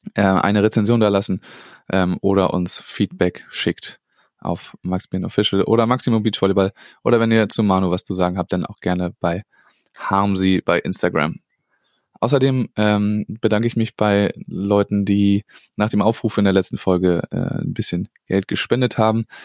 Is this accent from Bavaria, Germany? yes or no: no; Schleswig-Holstein, Germany; da haben wir natürlich profitiert als Schleswig-Holsteiner